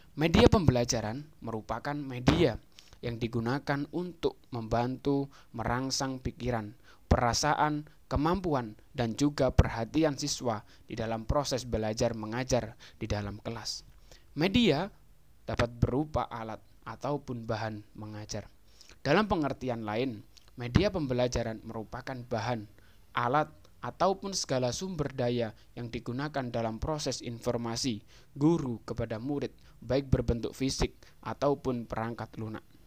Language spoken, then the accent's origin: Indonesian; Jombang, East Java, Indonesia; also born or lived in Malang; Saya berasal dari Kabupaten Jombang